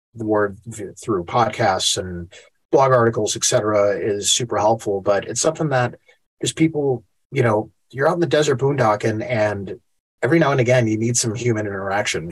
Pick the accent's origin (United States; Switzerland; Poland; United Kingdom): United States; Chicago, Illinois; moved away as an adult; also born or lived in Asheville; I'm born and raised in Chicago